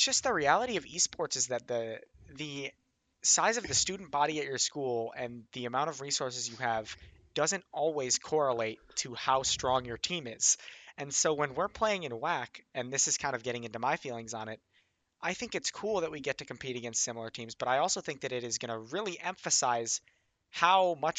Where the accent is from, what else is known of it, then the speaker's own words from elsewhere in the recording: Illinois, United States; I'm from Illinois.